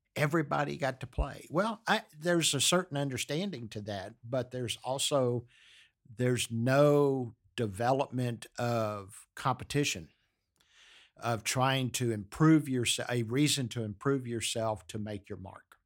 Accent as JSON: {"language": "English", "town": "Galveston", "region": "Texas", "country": "United States", "tie": "born or raised there", "said": "I grew up in Galveston, Texas"}